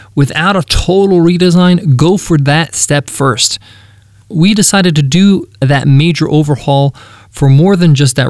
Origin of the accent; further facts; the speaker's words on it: Long Island, New York, United States; the American lifestyle, which I grew up in. That's I'm an American